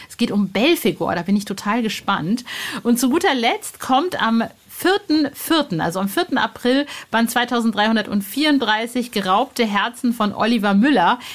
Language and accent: German; North Rhine-Westphalia, Germany; Ostwestfalen, wo ich aufgewachsen bin.